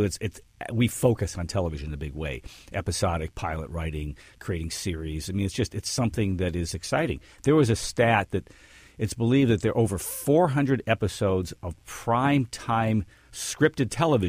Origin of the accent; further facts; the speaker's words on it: Detroit, Michigan, United States; Yes, grew up in Detroit.